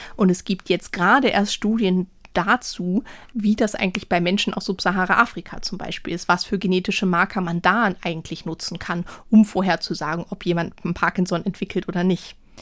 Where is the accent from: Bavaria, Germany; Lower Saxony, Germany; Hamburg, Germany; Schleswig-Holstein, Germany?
Hamburg, Germany; obwohl ich eigentlich hier aus Hamburg komme und äh, mhm. äh, Norddeutsch bin